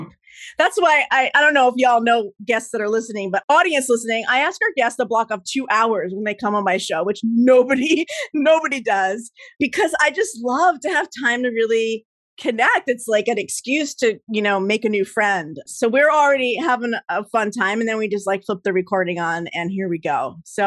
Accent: New Jersey, United States; I grew up in Jersey

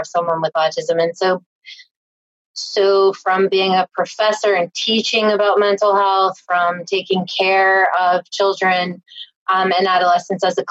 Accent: Tennessee, United States; I grew up in Tennessee

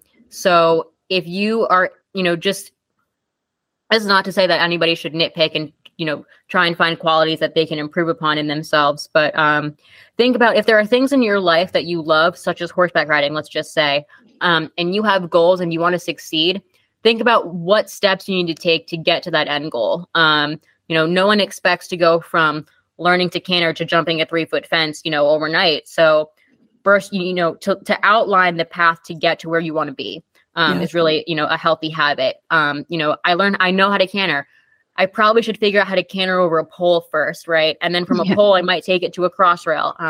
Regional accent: Long Island, New York, United States; we grew up riding together on Long Island

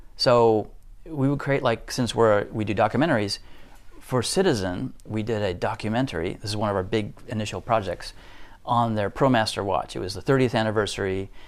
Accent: Denver, Colorado, United States; moved away as an adult; also born or lived in Tokyo, Japan; now in Japan; I went back to my hometown in Denver

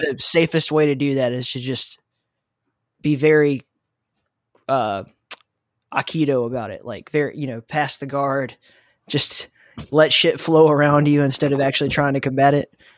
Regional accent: the South, United States

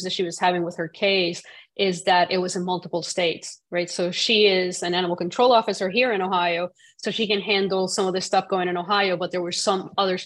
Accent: Puerto Rico; growing up in Puerto Rico, cockfighting is a big thing

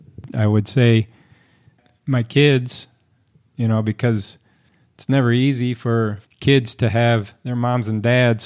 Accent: St. Louis, Missouri, United States; I was born and raised in St. Louis, Missouri.

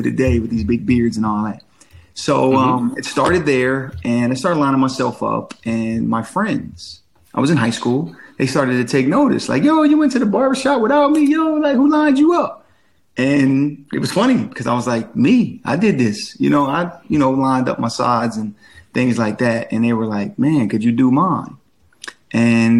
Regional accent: Claymont, Delaware, United States; moved away as an adult; also born or lived in Chester, Pennsylvania / Philadelphia, Pennsylvania; now in Atlanta, United States; I'm originally from the Chester, Pennsylvania area. I lived in Claymont, Delaware, a majority of my childhood.

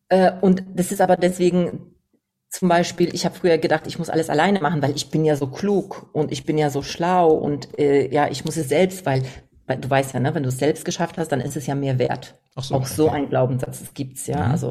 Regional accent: Poland; Ja, ich komme aus Polen

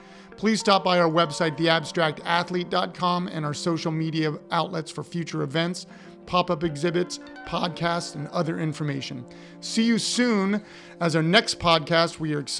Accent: Upper Arlington, Ohio, United States; I'm from Upper Arlington

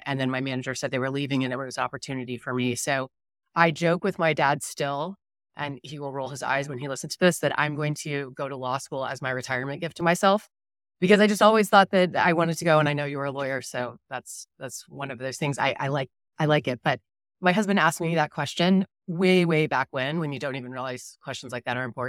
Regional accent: Dallas, Texas, United States; So grew up in Dallas, one younger brother

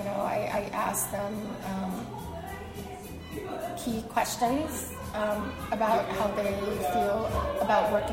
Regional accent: New York City, New York, United States; English is a second language; also born or lived in China; I've been in Brooklyn all my life. We grew up in Flatbush, my family and I.

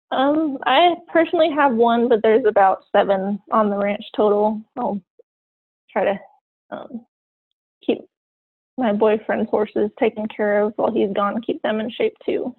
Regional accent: Eugene, Oregon, United States; now in Silver Lake, United States; I actually grew up in Eugene, Oregon

